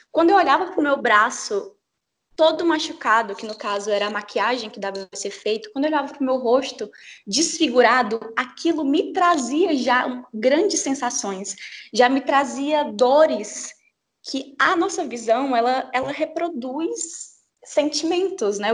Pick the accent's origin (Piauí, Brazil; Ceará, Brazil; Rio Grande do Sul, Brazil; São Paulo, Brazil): Piauí, Brazil; Teresina; eu sou de Teresina, no Piauí